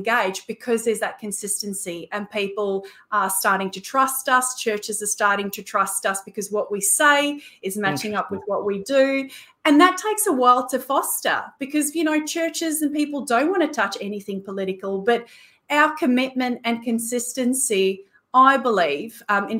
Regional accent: Australia; And then of course, as Australian Christians, we have this unique position

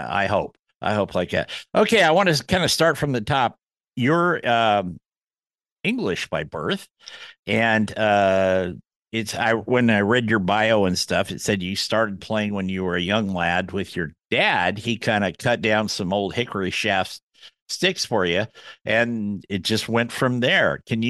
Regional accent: the Northwest, Pacific Northwest, United States; Did I tell you I'm from the Northwest?

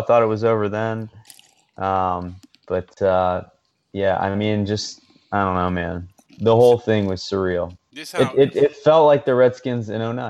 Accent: Paris, Île-de-France, France; I grew up in Paris, an American kid in Paris, and I went to an American school

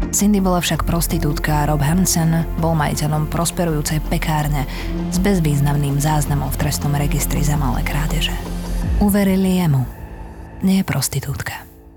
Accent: Slovakia; u nás v Košiciach a v Bratislave

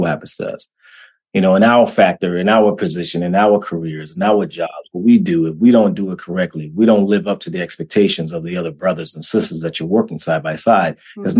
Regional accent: Washington, District of Columbia, United States; moved away; also born or lived in North Carolina; growing up in D.C., growing up in Washington, D.C., moving down to North Carolina, being raised by my grandparents

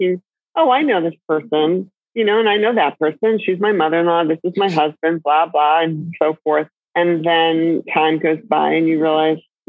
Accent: Maine, United States; I come from Maine

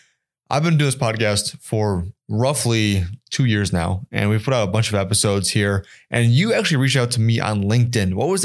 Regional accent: Colorado, United States

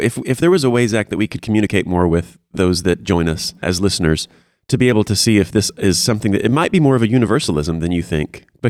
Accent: Houston, Texas, United States; And South Houston, to be exact. Not like Sugarland.

